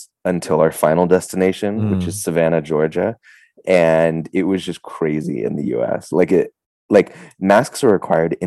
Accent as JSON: {"language": "English", "country": "Hong Kong", "tie": "born or raised there", "moved": "as an adult", "lives_now": "United States", "said": "I came to Hong Kong when I was like 9 or 10, so I feel like I grew up here"}